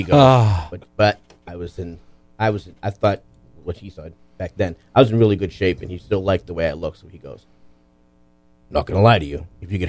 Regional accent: Lynn, Massachusetts, United States; I grew up in Lynn, Massachusetts.

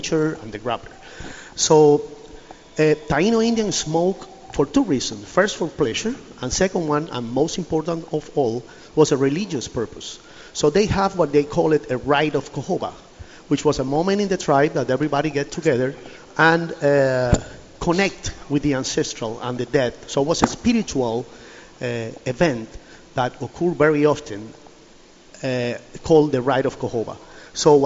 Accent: Pinar del Río, Cuba; moved away as an adult; also born or lived in San Juan y Martínez; I'm from Pinar del Rio

